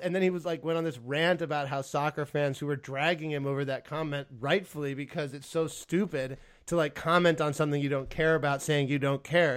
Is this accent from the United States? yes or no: yes; United States; I'm American by birth uh, and Spanish by heritage